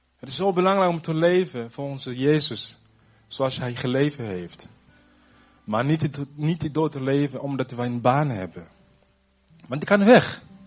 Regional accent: Burundi; also born or lived in Zutphen; now in Netherlands; ik kom uit Burundi

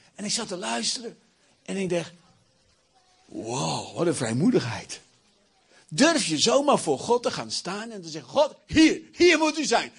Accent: Achterhoek, Gelderland, Netherlands; Ik kom uit de Achterhoek.

